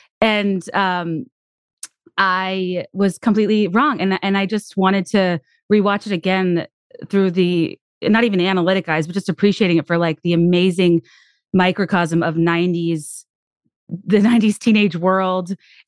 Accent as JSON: {"language": "English", "region": "Virginia", "country": "United States", "tie": "born or raised there", "said": "I was just on a fact-finding mission about the world growing up in Central Virginia with minimal access to like what the world was actually like."}